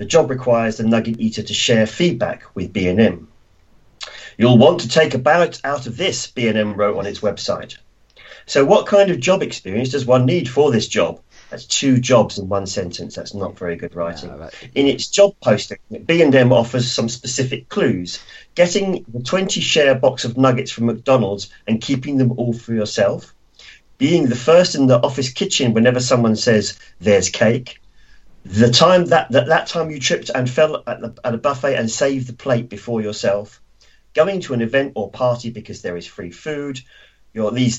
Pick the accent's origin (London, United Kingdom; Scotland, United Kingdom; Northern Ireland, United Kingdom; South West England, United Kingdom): London, United Kingdom; Croydon; I'm actually from Croydon, even though I work in London. I'm from Croydon.